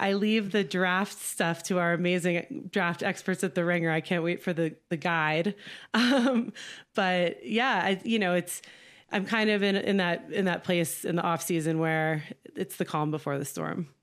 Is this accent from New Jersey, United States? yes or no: yes; New Jersey, United States; now in California, United States; I live in California now. I'm from New Jersey